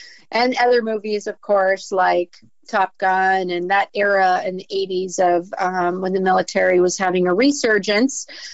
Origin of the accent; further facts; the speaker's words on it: just north of San Francisco, Northern California, United States; moved away as an adult; also born or lived in Guam; I was born and raised in Northern California, just north of San Francisco